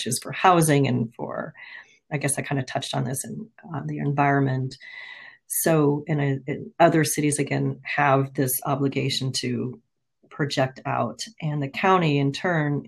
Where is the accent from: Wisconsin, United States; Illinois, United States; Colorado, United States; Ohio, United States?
Colorado, United States; moved away as an adult; also born or lived in San Diego / Washington State; now in Redmond, United States; I grew up in Colorado and worked for a couple of cities just outside of Denver